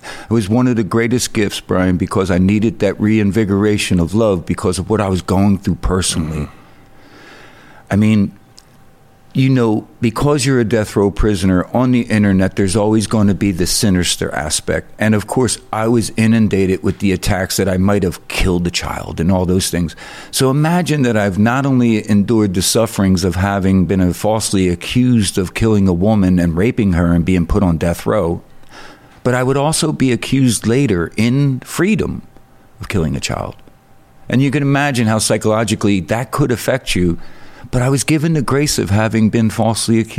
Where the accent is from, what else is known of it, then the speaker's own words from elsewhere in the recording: Philadelphia, Pennsylvania, United States; I'm from Philadelphia, Pennsylvania.